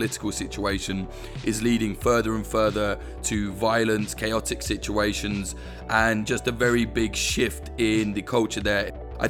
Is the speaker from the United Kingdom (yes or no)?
yes; United Kingdom; As a Brit